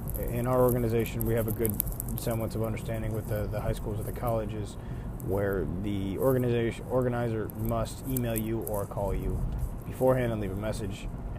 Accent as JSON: {"language": "English", "town": "Buffalo", "region": "New York", "country": "United States", "said": "I'm from Buffalo, New York, so it's... You never know what the weather's going to be like"}